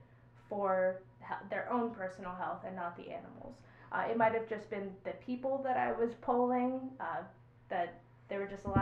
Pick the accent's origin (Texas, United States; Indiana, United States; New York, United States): New York, United States; also born or lived in South Central Pennsylvania; now in Pennsylvania, United States; I'm not from here. I'm from New York.